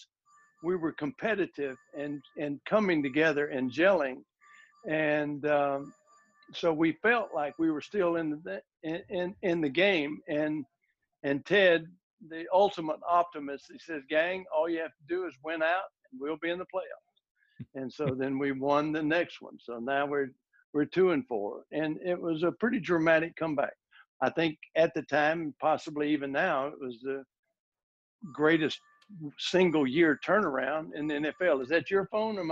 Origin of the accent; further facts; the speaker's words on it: Ruston, Louisiana, United States; Louisiana Tech, which was my hometown